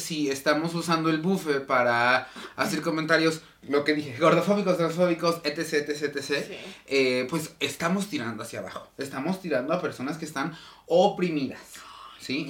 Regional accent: Mexico; nuestra identidad como mexicano

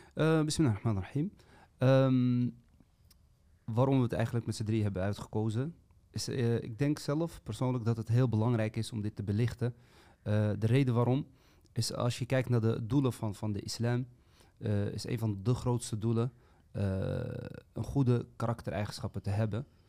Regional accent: Amsterdam, North Holland, Netherlands; now in Eindhoven, Netherlands; Ik ben 37 jaar, woonachtig in Eindhoven, opgegroeid in Amsterdam. Uh, vandaar ook dus mijn accent

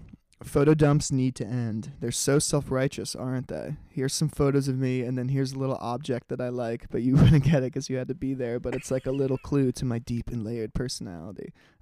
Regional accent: New York City, New York, United States; also born or lived in Netherlands; we grew up in New York

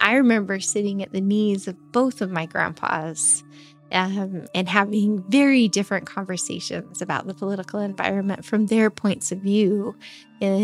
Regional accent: eastern Idaho, United States; also born or lived in Magic Valley, Idaho; now in Twin Falls, United States; I grew up in Idaho. I grew up over in eastern Idaho. I've lived the last 10, going on 11 years here in the Magic Valley.

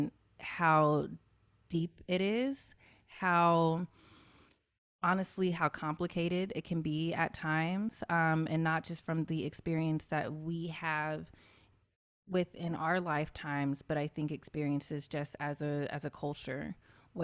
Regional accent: Memphis, Tennessee, United States; a lot of Black kids in my community growing up in Memphis

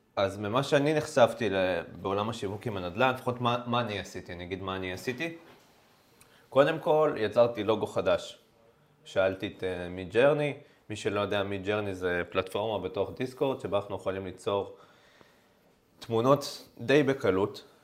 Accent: Israel; אנחנו כישראלים

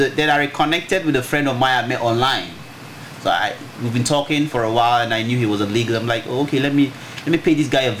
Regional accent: Aba, Abia, Nigeria; I grew up in Aba, an eastern town, eastern part of Nigeria.

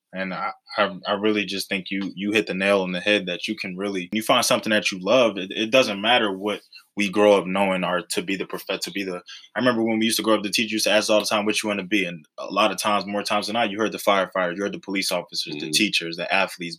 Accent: Philadelphia, Pennsylvania, United States; growing up in Philadelphia

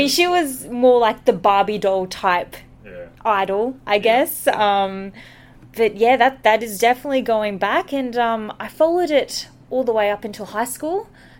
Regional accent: Brisbane, Queensland, Australia; also born or lived in Philippines; I was raised in Brisbane, but I was actually born in the Philippines.

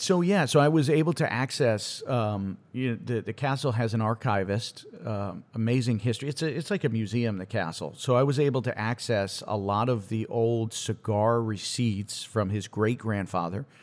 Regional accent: Connecticut, United States; growing up in Connecticut, gr, I went to school in Connecticut.

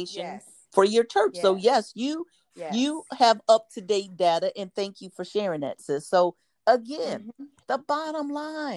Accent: United States; how we want to show up as American citizens, how we want to show up as African American citizens

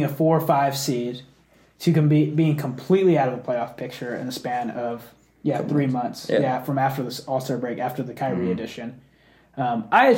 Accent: Dallas, Texas, United States; I grew up in the Dallas area

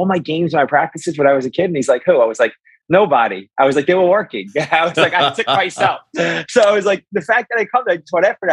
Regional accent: New York City, New York, United States; I grew up in Brooklyn, New York

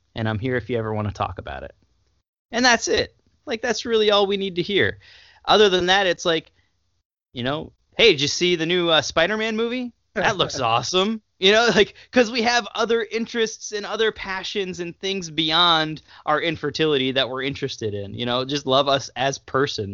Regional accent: United States; as an American

